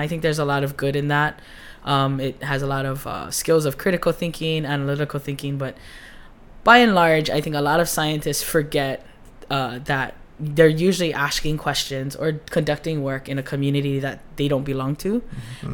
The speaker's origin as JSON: {"language": "English", "region": "Hawaii", "country": "United States", "said": "that identity of like being Hawaiian and in science"}